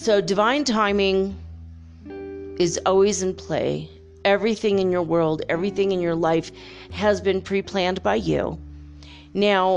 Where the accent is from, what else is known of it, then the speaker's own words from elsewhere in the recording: Minnesota, United States; I grew up in Minnesota, you know, not too far from Canada